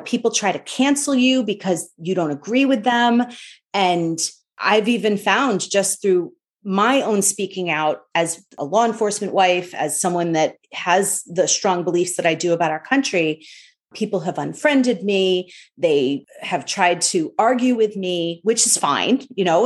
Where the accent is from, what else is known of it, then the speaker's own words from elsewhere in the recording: New York, United States; growing up in New York